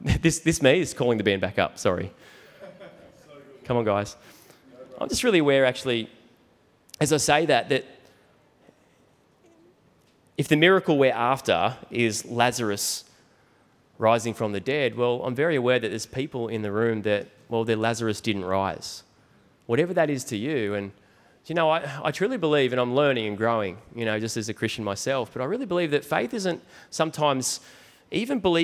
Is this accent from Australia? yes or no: yes; New South Wales, Australia; I'm from New South Wales